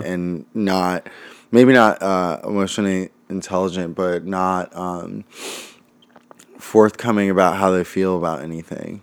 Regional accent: Los Angeles, California, United States; also born or lived in Santa Monica, California; now in Brooklyn, United States; In L

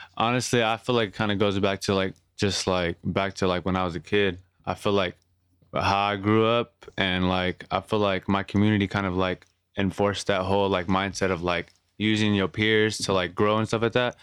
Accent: San Jose, California, United States; where I come from.

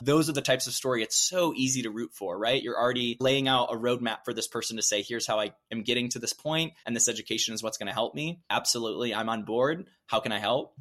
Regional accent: Midwest, United States; as a Midwesterner

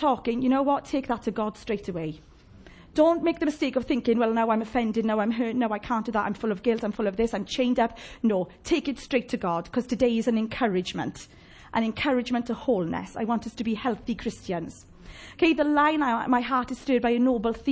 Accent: Llanelli, Wales, United Kingdom; I'm from Llanelli

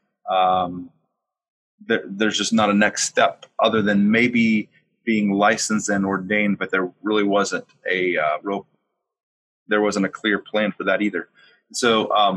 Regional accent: West Virginia, United States; I grew up in West Virginia in an independent fundamental missionary Baptist church

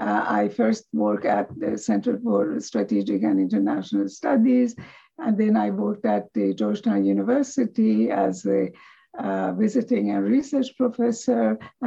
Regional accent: Iran; moved away as an adult; also born or lived in United States; I was born in Iran. I am of Iranian descent, and I did my education until BA in Iran.

